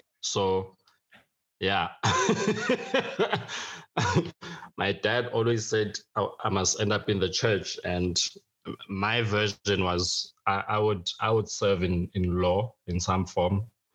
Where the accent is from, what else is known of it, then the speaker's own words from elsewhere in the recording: Johannesburg, Gauteng, South Africa; also born or lived in Free State, South Africa / Eswatini; From the rural areas, both in the Free State and Swaziland, to growing up in Hillbrow, life was just a struggle.